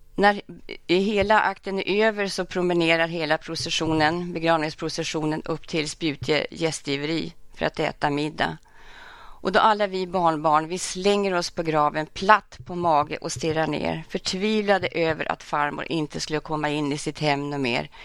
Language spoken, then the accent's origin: Swedish; Örnsköldsvik, Västernorrland County, Sweden; moved away; also born or lived in Stockholm; jag hade den stora förmånen att få växa upp nära farmor och farfar. Och framförallt att få växa upp på Mjölnberget